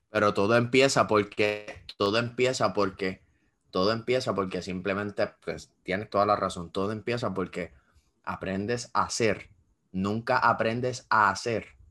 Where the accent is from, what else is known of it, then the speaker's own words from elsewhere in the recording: Puerto Rico; en Puerto Rico piensan que somos un país desarrollado